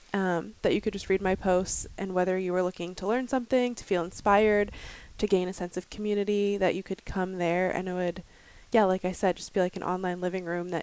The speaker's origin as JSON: {"language": "English", "town": "Thomasville", "region": "Pennsylvania", "country": "United States", "tie": "born or raised there", "said": "I grew up in Pennsylvania in a really small town called Thomasville"}